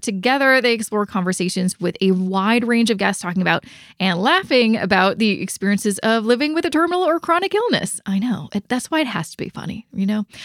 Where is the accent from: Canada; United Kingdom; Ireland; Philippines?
Canada; Vancouver, British Columbia; now in Ontario, Canada; I'm originally from Vancouver